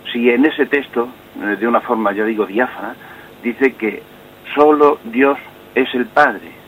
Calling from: Cáceres, Extremadura, Spain; Eh, paz y salud para todos. Eh … de Cáceres.

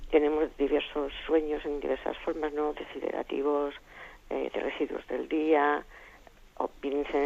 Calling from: Alicante, Valencian Community, Spain; Buenos días, monseñor. … de Alicante.

